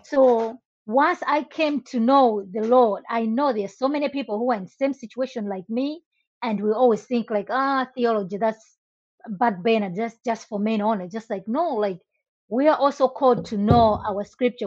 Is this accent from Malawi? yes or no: yes; Malawi; moved away as an adult; now in United States; I was born and raised in Malawi. I moved to the US in 2006.